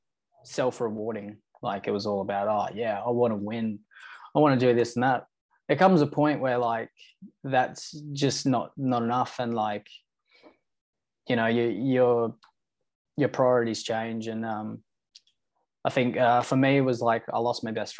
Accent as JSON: {"language": "English", "area": "Noongar", "region": "Western Australia", "country": "Australia", "said": "I introduce myself as a Noongar man first and foremost"}